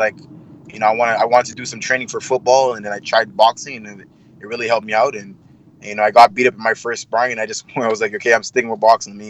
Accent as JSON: {"language": "English", "town": "Montreal", "region": "Quebec", "country": "Canada", "tie": "born or raised there", "said": "I'm not a Quebec. Well, I was born here. I was born in Montreal, Quebec."}